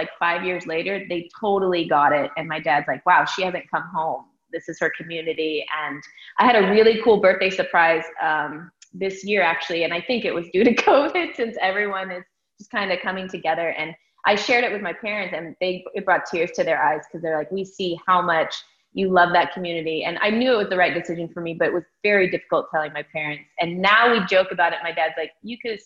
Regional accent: Phoenix, Arizona, United States; also born or lived in Baltimore, Maryland; I'm from Phoenix, Arizona. I also, I trained at Dance Connection in Arizona.

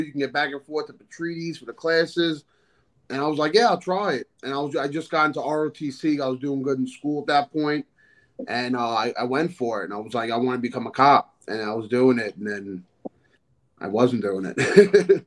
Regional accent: New York City, New York, United States; also born or lived in Sheepshead Bay, Brooklyn, New York; I moved out to Staten Island when I was like 12 years old

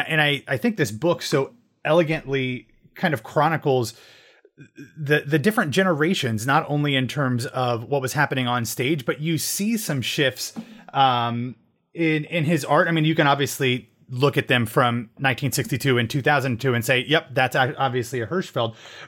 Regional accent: Ohio, United States; when I was a child growing up in Central Ohio, not too far from Central Pennsylvania

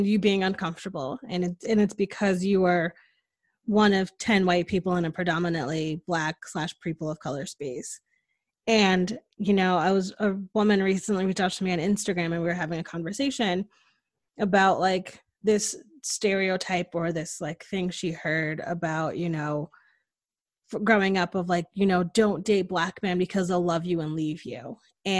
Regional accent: Connecticut, United States; moved away as an adult; now in Austin, United States; growing up in Connecticut, Connecticut is very liberal and progressive

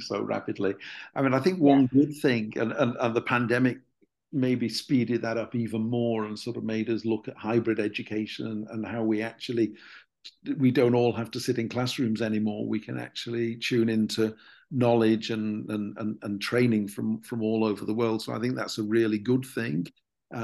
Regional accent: Preston, North West England, United Kingdom; my hometown university in the UK, University of Central Lancashire

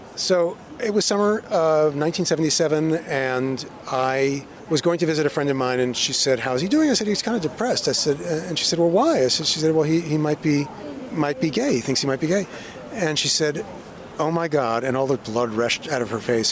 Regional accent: 16 miles east of Manhattan, New York, United States; I grew up in the Iowa of New York, you know, 16 miles uh, east of Manhattan

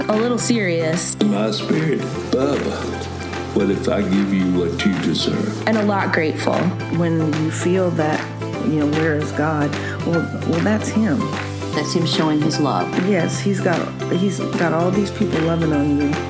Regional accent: Missouri, United States; I'm from Missouri, so y'all leave me alone.

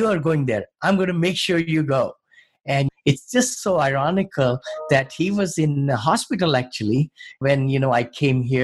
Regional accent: New Delhi, Delhi, India; moved away as an adult; also born or lived in Ohio / California; now in San Francisco area, United States; when I grew up in New Delhi

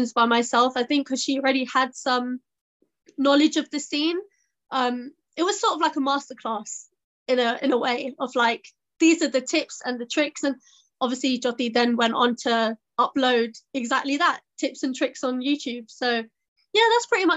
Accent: Southall, London, United Kingdom; I'm from Southall and I'm a DJ

